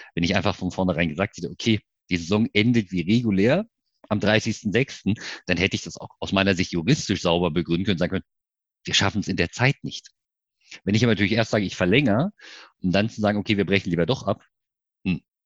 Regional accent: Görlitz, Saxony, Germany; now in Leipzig, Germany; wohnhaft in Leipzig, gebürtiger Görlitzer. Das heißt Ossi wirklich

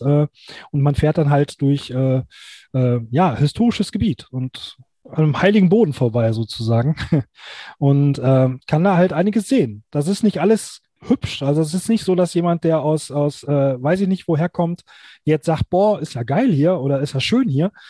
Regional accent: Duisburg, North Rhine-Westphalia, Germany; now in Gelsenkirchen, Germany; ich bin halt eigentlich nicht in Gelsenkirchen geboren, ich bin aus Duisburg

